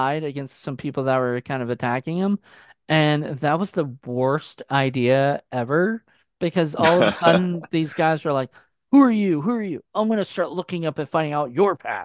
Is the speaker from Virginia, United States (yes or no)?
yes; Virginia, United States; I'm from Virginia, so like I'm over by DC and everything. I'm 3 hours away